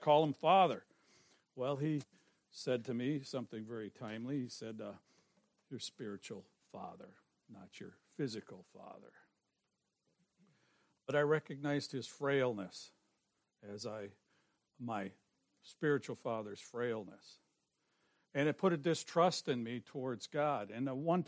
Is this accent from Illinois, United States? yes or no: yes; Forest Park, Illinois, United States; I was born in Forest Park